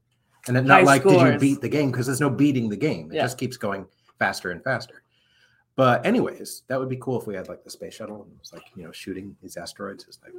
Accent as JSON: {"language": "English", "town": "Anchorage", "region": "Alaska", "country": "United States", "tie": "born there", "said": "almost 50 years ago, I was born in Anchorage, Alaska. My dad was in the Air Force, and my mom and dad were stationed at Elmendorf Air Force Base."}